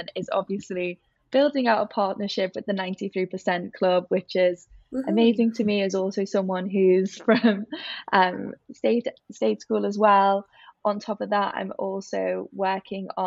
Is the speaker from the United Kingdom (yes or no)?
yes; Liverpool, North West England, United Kingdom; accent: Scouse; moved away as an adult; also born or lived in Bath; as you can probably guess from my accent, I'm from Liverpool